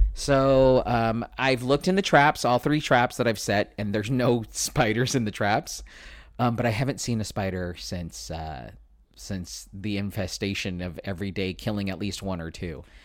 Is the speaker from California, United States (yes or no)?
yes; San Diego, California, United States; I am born and raised in San Diego.